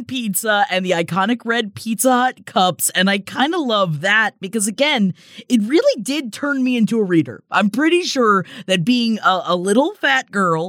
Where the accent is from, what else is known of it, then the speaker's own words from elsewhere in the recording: Florida, United States; I come from Florida.